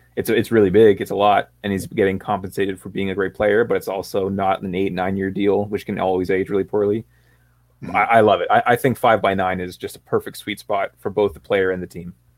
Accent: Canada; Sam and I are both from Canada.

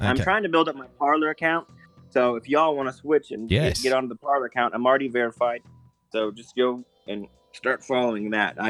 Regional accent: United States; I'm a goddamn American.

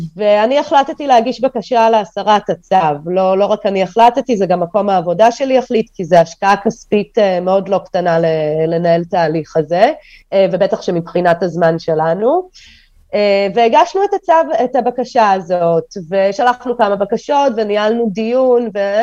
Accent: Holon, Tel Aviv District, Israel; also born or lived in Kyiv, Ukraine; גדלתי בחולון, הסתובבתי המון בתל אביב

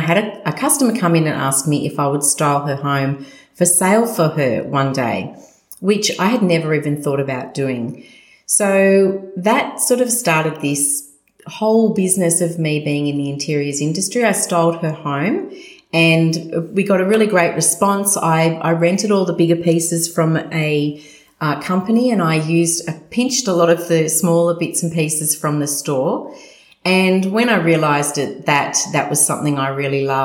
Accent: Sydney, New South Wales, Australia; I was born and raised in Sutherland Shire, the good old Shire, with my three sisters

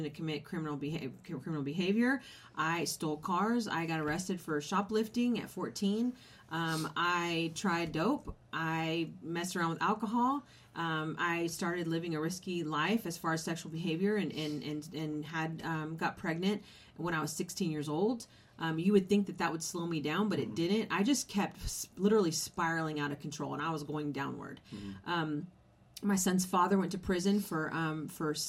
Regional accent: California, United States; I was raised in California.

